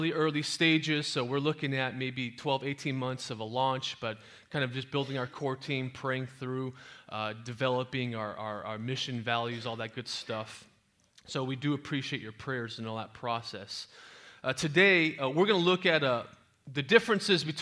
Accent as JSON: {"language": "English", "town": "San Jose", "region": "California", "country": "United States", "tie": "born or raised there", "also_born_or_lived": "Oklahoma", "said": "I was raised in East San Jose, here in the Bay Area"}